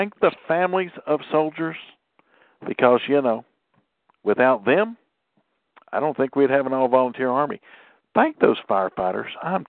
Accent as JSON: {"language": "English", "region": "Southern United States", "country": "United States"}